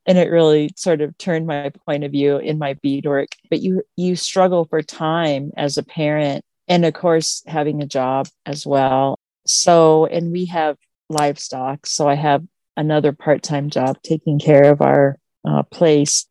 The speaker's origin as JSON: {"language": "English", "town": "Missoula", "region": "Montana", "country": "United States", "tie": "born or raised there", "moved": "as an adult", "lives_now": "Crow Country, Montana, United States", "said": "I grew up in the Missoula area, which is in the western part of our state, but I've been here in Crow Country for 30 years."}